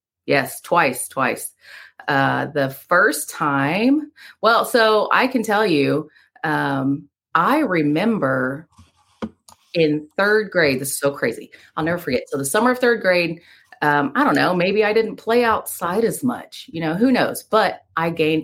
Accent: Panama City, Florida, United States; moved away as an adult; also born or lived in Birmingham, Alabama; now in Waynesville, United States; I was born in Birmingham, Alabama, raised in Panama City, Florida

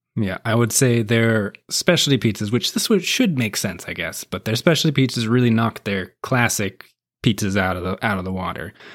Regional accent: Appalachian Mountains, United States; also born or lived in West Virginia; now in Nashville, United States; I grew up in the Appalach, part of the Appalachian Mountains. And I spent a lot of time in West Virginia, too.

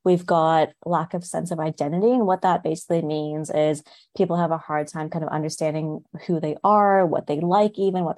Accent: Canada; moved away as an adult; now in Wollongong, Australia; I'm originally from Canada, so I've moved here about 5 years ago

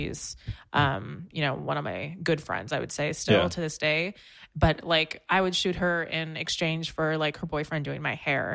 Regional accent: Antioch, California, United States; moved away as an adult; also born or lived in Orange County; now in New York, United States; I'm from the Bay Area, so was raised in Antioch, which is like a tiny little town

